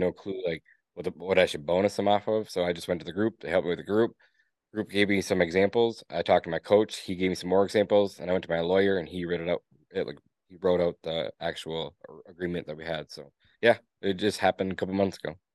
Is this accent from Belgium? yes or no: no; Escanaba, Michigan, United States; I was born and raised in Escanaba, Michigan, in the Upper Peninsula of Michigan